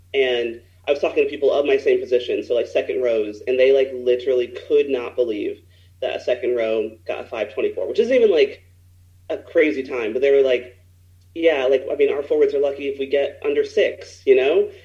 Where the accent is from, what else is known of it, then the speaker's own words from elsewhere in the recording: United States; as American players